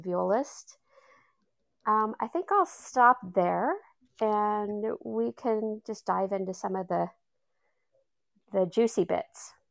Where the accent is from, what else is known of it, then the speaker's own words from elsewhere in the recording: Austin, Texas, United States; moved away; I'm originally from Austin, Texas